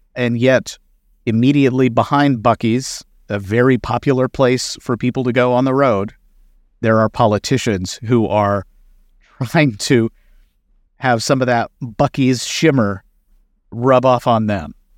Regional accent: Kentucky, United States; my home state of Kentucky

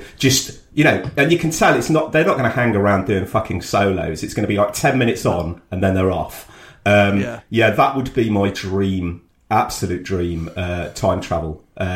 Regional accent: Coventry, West Midlands, United Kingdom; also born or lived in York; I was a kid in Cov

